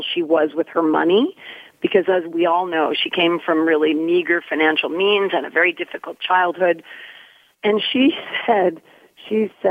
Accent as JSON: {"language": "English", "region": "Nova Scotia", "country": "Canada", "said": "I was from Nova Scotia"}